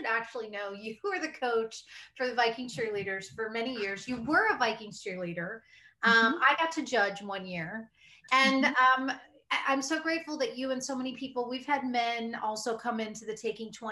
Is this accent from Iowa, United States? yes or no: yes; Iowa, United States; I'm from Iowa, so, you know, the Midwestern upbringing